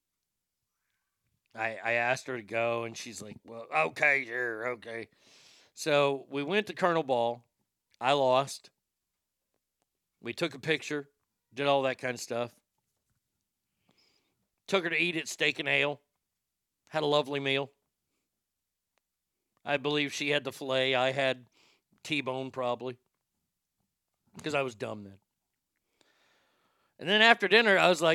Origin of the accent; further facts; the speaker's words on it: Garland, Texas, United States; also born or lived in Dallas, Texas; growing up in Garland, there wasn't a lot to do if parents weren't out of town